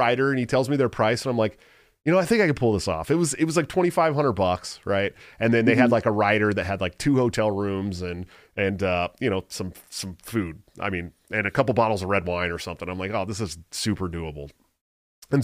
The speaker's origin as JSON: {"language": "English", "town": "Antioch", "region": "California", "country": "United States", "tie": "born or raised there", "said": "there's a little bar in my hometown called The Mutiny, right? In Antioch, California."}